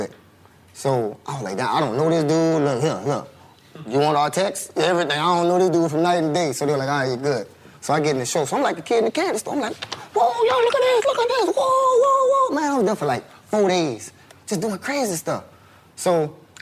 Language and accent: English; Louisiana, United States; I'm from Louisiana